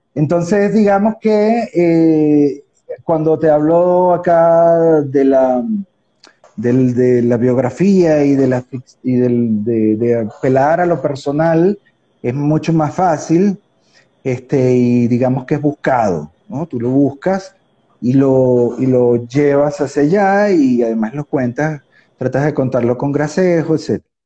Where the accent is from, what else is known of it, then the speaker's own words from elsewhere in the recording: Puerto Cabello, Carabobo, Venezuela; yo soy un porteño ucraniano